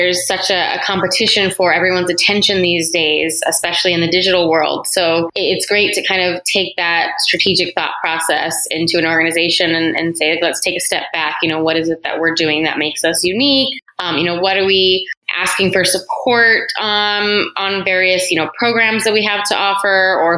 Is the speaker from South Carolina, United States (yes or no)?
no; San Antonio, Texas, United States; moved away as an adult; now in Los Angeles, United States; So I am originally from San Antonio, Texas, and I met my now husband there, and he had an opportunity to relocate out here for his job.